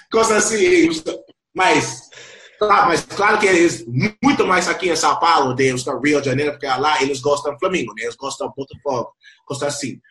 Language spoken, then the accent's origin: Portuguese; Lima, Peru; Portuguese is a second language; also born or lived in Compton, California, United States; now in Brazil; Eu nasceu em Compton fui direto, depois de dois anos, para o Peru